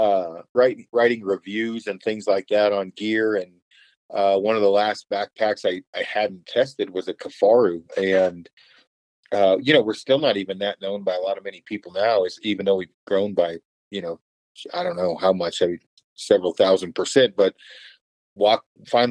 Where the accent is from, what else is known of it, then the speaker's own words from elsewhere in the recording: Oregon, United States; I'm actually from Oregon originally, in a small logging community